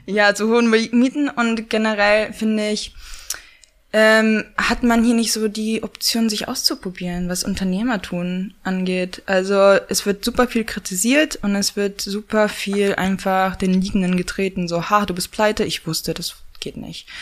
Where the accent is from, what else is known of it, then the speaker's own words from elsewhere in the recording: Pomeranian Voivodeship, Poland; moved away as an adult; also born or lived in Hamburg, Germany / London, United Kingdom; now in Berlin, Germany; bin dann mit neun, sind äh, meine Mutter und ich nach Polen gezogen